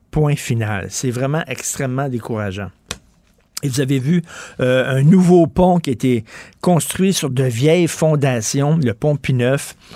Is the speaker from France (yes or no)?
no; Quebec, Canada; Moi, je suis un Canadien québécois. Un Français canadien français.